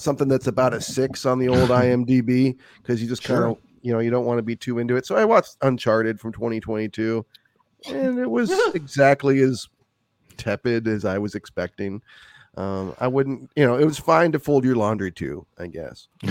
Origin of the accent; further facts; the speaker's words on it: United States; I'm just American living my life.